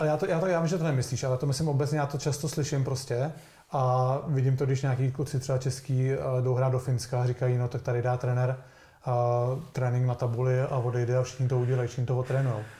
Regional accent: Plzeň, Plzeň Region, Czechia; já jsem byl z Plzně

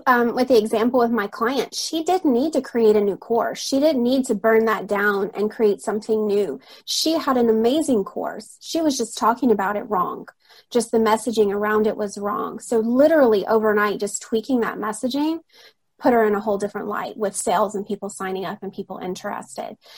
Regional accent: Alabama, United States; moved away as an adult; now in Rome, Italy; I'm originally from Alabama in the States

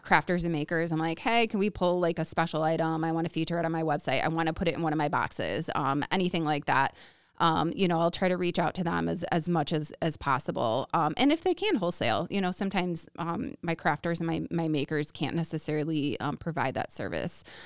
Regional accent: Woodstock, United States; also born or lived in California; born and raised in Woodstock, so not far from you guys

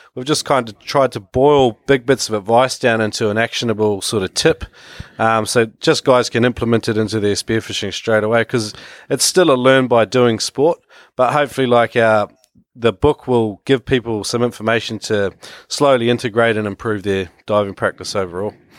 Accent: New Zealand; moved away as an adult; also born or lived in Australia; now in China; I come from New Zealand originally, where, uh, where it all began in the water for me. Uh, yeah, and, uh, moved to Australia in my early twenties

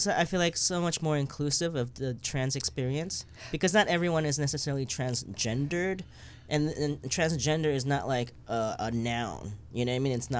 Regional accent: New York, United States; Yeah, I moved to New York when I was 7.

